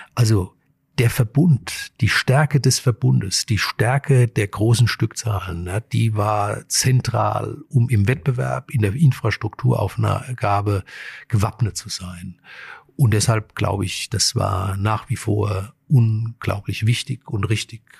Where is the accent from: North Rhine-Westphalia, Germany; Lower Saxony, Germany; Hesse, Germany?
Hesse, Germany; Frankfurt; die Region und Frankfurt ist ja auch meine Heimat